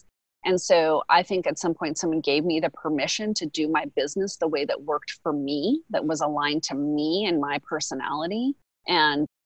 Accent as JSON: {"language": "English", "country": "United States", "said": "as an American"}